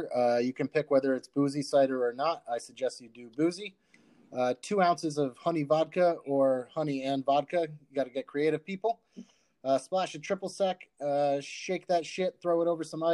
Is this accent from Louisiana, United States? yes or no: no; Rhode Island, United States; I'm from Rhode Island